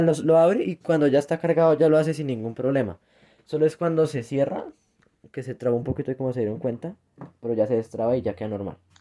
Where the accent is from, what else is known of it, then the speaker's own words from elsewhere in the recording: Colombia; now in Bogotá, Colombia; Aquí en mi país